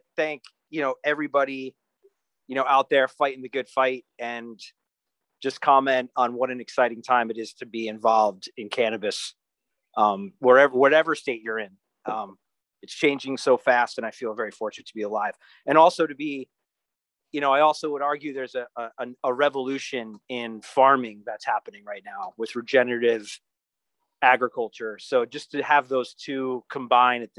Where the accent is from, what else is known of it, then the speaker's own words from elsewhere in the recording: New York, United States; moved away; also born or lived in New Brunswick, New Jersey / California; I grew up right outside New York City